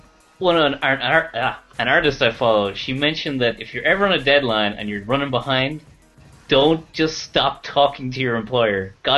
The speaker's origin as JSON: {"language": "English", "country": "Ireland", "moved": "as an adult", "lives_now": "Japan", "said": "I am from Ireland"}